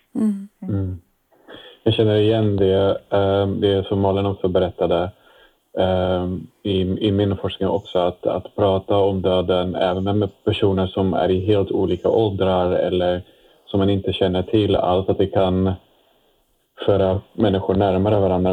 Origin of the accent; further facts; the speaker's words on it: Netherlands; Swedish is a second language; moved away as an adult; now in Sweden; Jag kommer från Nederländerna ursprungligen eh, och jag har bott, eh, bott nu i Sverige sedan 12 år tillbaka